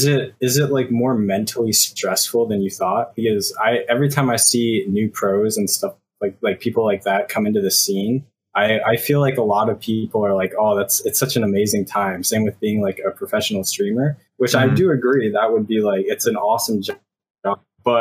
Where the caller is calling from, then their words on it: Washington, District of Columbia, United States; I'm calling from DC, and this is actually my first time.